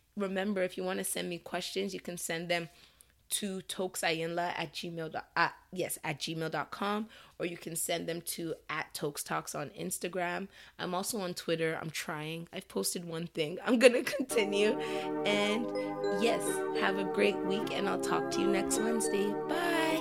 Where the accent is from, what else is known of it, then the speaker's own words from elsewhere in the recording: Nigeria; as a Nigerian